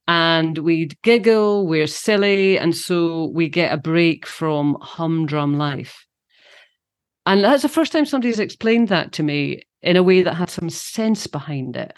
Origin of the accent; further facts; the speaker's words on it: Scotland, United Kingdom; also born or lived in London; When I'm home, I'm in Scotland and I'm being Scottish.